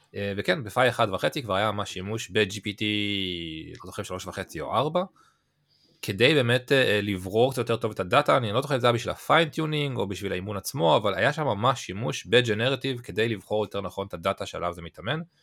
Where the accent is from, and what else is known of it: Israel